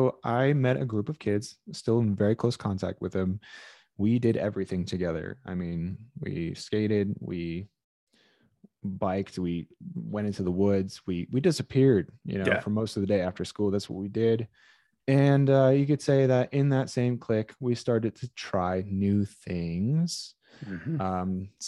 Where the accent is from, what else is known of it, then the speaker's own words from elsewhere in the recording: Brazil; being that we're from Brazil, there was a lot of like taking you and planting you somewhere